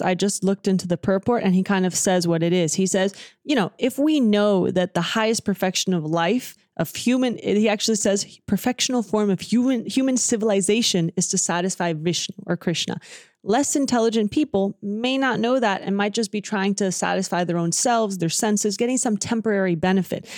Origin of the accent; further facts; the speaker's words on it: Dallas, Texas, United States; Dallas, Texas, where I was born